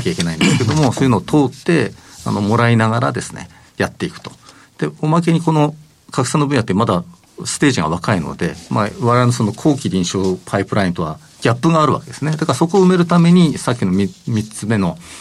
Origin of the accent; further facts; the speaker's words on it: Hokkaido, Japan; 私は北海道出身